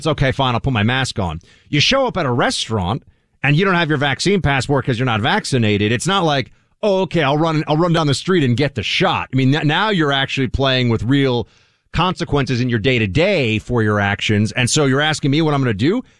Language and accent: English; New York City, New York, United States; a great city, my hometown, place I grew up